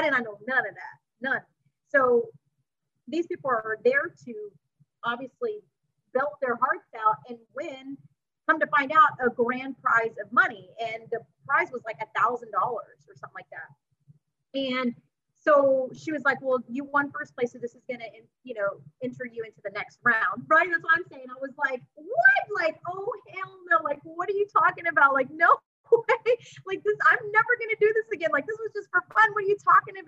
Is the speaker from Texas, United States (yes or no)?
yes; Texas City, Texas, United States; I'm from Texas City, Texas, so for me, right down the street is Pima Boardwalk